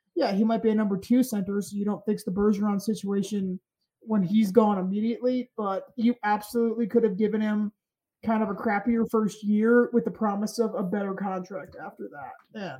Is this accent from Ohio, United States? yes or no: no; Providence, Rhode Island, United States; I'm from Providence. I get the crap on Rhode Island. I'm from it.